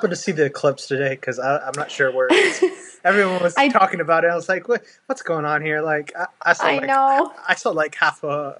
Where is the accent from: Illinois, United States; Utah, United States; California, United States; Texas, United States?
Texas, United States; Houston; Houston, Texas.